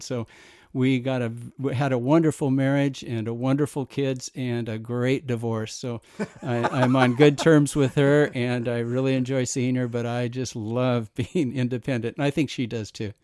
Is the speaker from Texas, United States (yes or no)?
no; Whittier, California, United States; also born or lived in Los Angeles; I was born in Los Angeles and grew up in Whittier, prettier Whittier